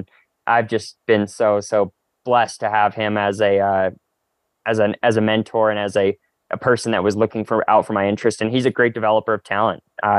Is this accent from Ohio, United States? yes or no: no; Salt Lake City, Utah, United States; also born or lived in Calgary, Alberta, Canada; now in Flagstaff, United States; I've lived at altitude my whole life. I was born at just above 3,500 feet in Calgary, Alberta, and I was raised in Salt Lake City, Utah, which is just under 5,000 feet.